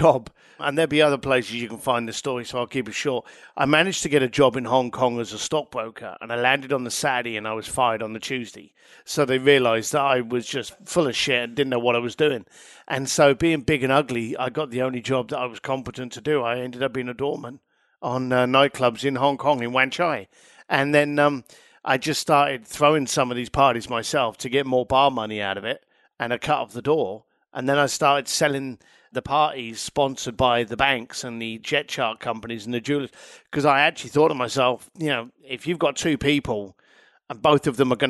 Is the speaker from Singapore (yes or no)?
no; Ireland; now in London, United Kingdom; As an Irish lad in London, I was always questioning things.